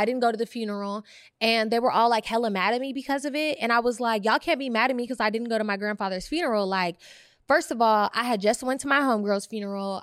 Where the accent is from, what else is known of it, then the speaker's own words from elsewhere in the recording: Bay Area, California, United States; I grew up in the Bay Area